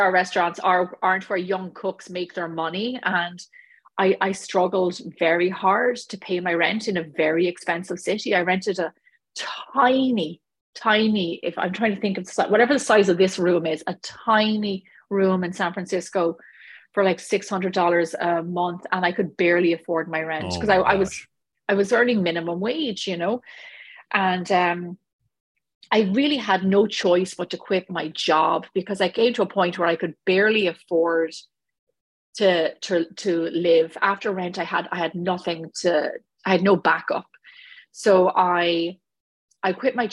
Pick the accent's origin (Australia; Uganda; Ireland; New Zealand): Ireland; moved away as an adult; now in Los Angeles, United States; I grew up in Ireland. I left Ireland when I was 25 years of age. I've been here now for 15 years